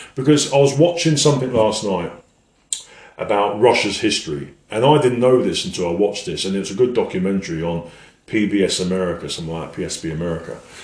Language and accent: English; England, United Kingdom; being an Englishman